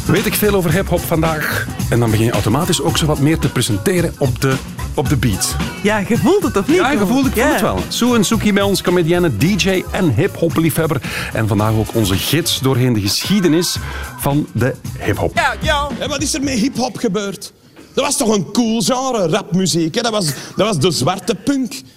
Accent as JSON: {"language": "Dutch", "town": "Antwerp", "region": "Flanders", "country": "Belgium", "said": "Ik ben een bleekscheet uit Antwerpen."}